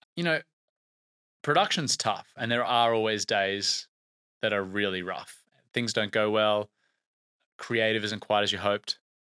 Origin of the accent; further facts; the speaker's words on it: Brisbane, Queensland, Australia; Brisbane, which is where my hometown is